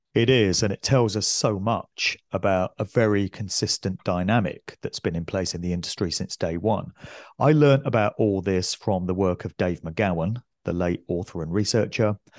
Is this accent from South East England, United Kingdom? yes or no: yes; West Oxfordshire, South East England, United Kingdom; where I grew up in West Oxfordshire